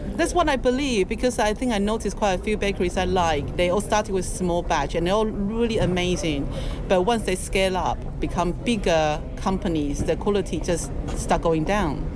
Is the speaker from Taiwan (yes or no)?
yes; Taiwan; moved away as an adult; also born or lived in London; now in United Kingdom; I'm from Taiwan. I grew up in a seafood restaurant, but when I came to London, um, well, I first came to London, um, I was 20 years old